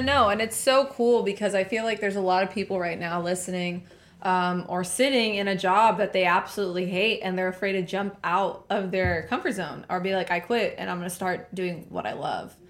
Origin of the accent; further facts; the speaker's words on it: Laredo, Texas, United States; I was born and raised in Laredo